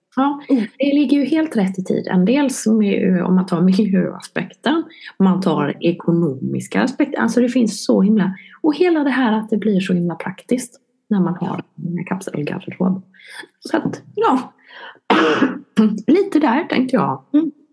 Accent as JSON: {"language": "Swedish", "town": "Vetlanda", "region": "Jönköping County", "country": "Sweden", "moved": "yes", "lives_now": "Helsingborg, Sweden"}